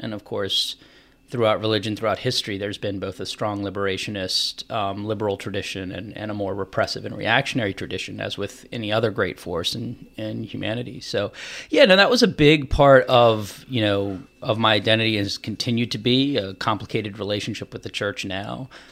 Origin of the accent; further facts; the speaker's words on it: Charlottesville, Virginia, United States; I was born and raised in Charlottesville area, out in the, the county.